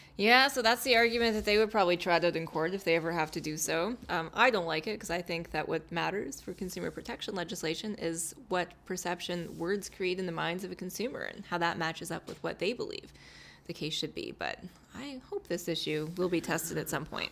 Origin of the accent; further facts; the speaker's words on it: Calgary, Alberta, Canada; I was born in Calgary